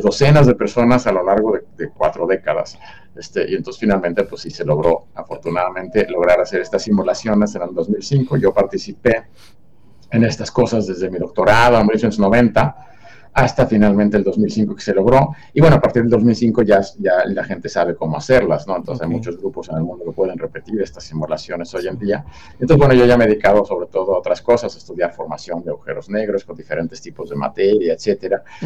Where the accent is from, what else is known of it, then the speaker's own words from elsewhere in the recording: Mexico City, Mexico; Yo, nací y, en Ciudad de México